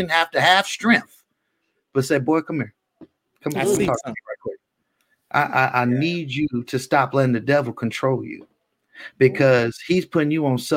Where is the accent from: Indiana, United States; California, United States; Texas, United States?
California, United States; Richmond; also born or lived in Antioch, California; I'm from South Richmond